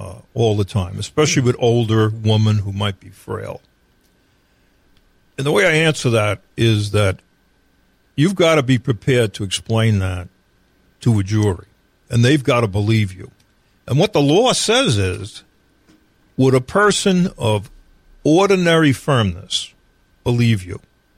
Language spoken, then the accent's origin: English; New York, United States; now in North Carolina, United States; In North Carolina, there is no citizen power to arrest. There is that power in other states. I came from New York.